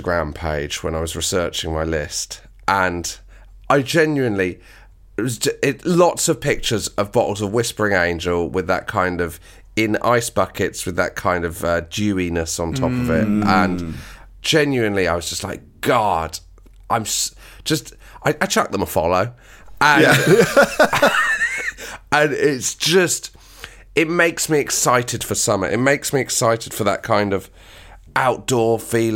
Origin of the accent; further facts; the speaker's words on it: the West Country, South West England, United Kingdom; I'm from the West Country